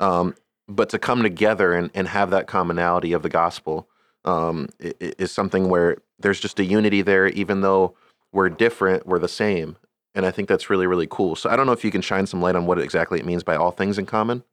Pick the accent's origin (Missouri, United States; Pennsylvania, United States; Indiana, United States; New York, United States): Pennsylvania, United States; Scranton; where I grew up, s, um, Scranton is ni-, is very, very Catholic